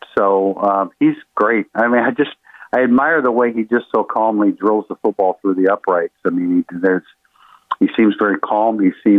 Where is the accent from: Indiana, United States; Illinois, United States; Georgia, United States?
Indiana, United States; South Bend; I was born and raised in South Bend